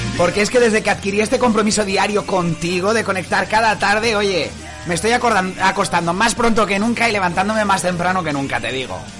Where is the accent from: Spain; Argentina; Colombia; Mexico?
Spain; Dénia, Valencian Community; yo soy de Denia